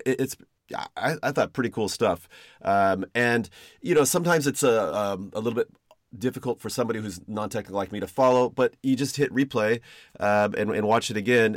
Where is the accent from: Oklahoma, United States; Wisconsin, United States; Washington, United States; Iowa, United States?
Washington, United States; Seattle; I'm from Seattle